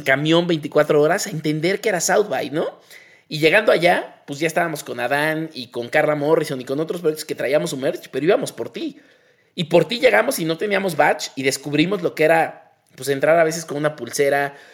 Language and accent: Spanish; Mexico; como mexicanos somos permanentemente adolescentes